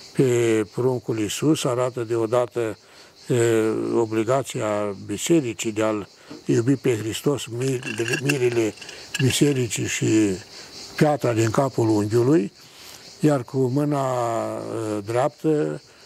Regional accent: Botoșani County, Romania; din același județ în care m-am născut și eu

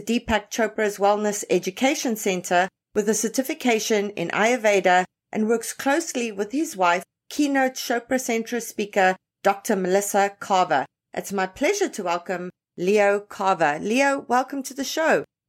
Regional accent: South Africa; now in Toronto, Canada; I was born and raised in South Africa, grew up there

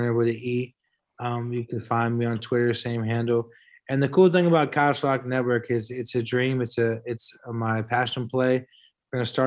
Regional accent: San Francisco, California, United States; We're from San Francisco

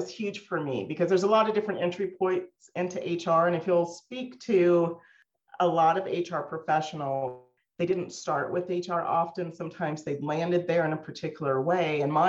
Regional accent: Lamar, Colorado, United States; also born or lived in Montrose, Colorado; So I consider myself a pretty small town girl. I grew up here in Colorado. I was born in Montrose, Colorado, and grew up in a city called Lamar, Colorado, down in the southeastern corner.

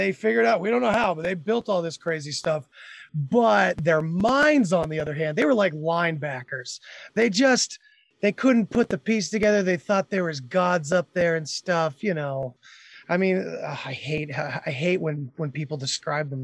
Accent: Massachusetts, United States; also born or lived in Oregon; I was from Massachusetts too

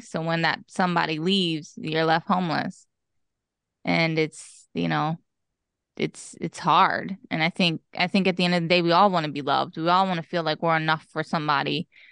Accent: East Stroudsburg, Pennsylvania, United States; also born or lived in Tannersville, Pennsylvania / Mount Pocono, Pennsylvania; now in Harrisburg, United States; I was, uh, born and raised in Pennsylvania, but specifically East Stroudsburg, Pennsylvania

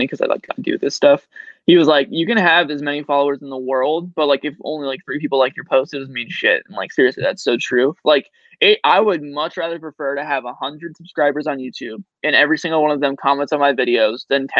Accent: Cincinnati, Ohio, United States; I'm from Cincinnati

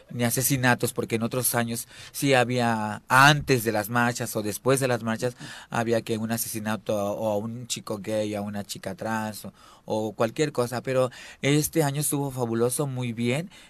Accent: Veracruz, Mexico; now in Morelos, Mexico; Bueno, no soy morelense, soy de Veracruz

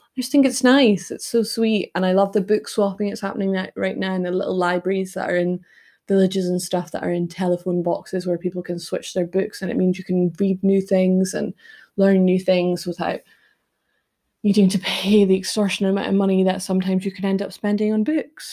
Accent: United Kingdom; also born or lived in Toronto, Canada; as a British person

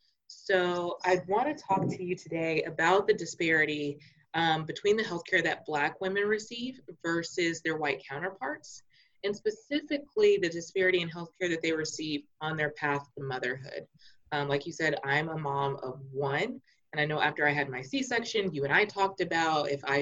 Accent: Plano, Texas, United States; born or raised there

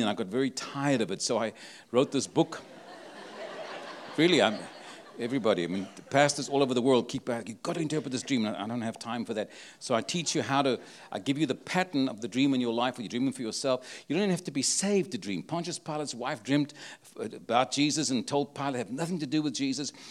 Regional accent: Cape Town, Western Cape, South Africa; now in San Antonio, United States; I was born in Cape Town, South Africa

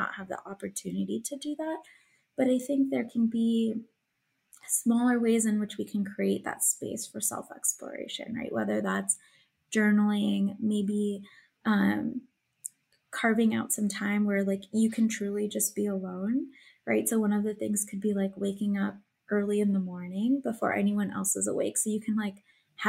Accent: Illinois, United States; moved away as an adult; also born or lived in Pennsylvania; I was originally from Illinois

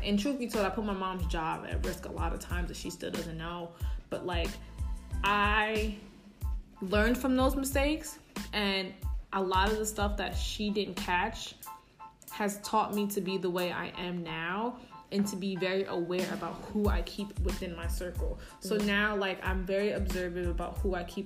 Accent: New York City, New York, United States; I'm all from the Bronx.

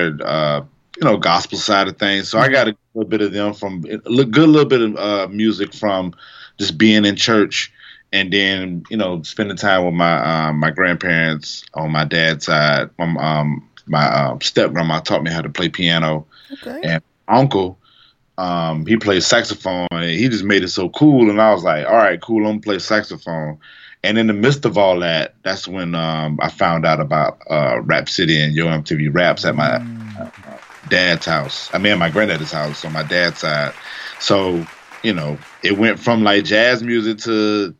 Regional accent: Jacksonville, Florida, United States; also born or lived in Tacoma, Washington / Germany / Texas / Tennessee; we moved back here when I was like 6 or 7 years old, so this has been my home ever since

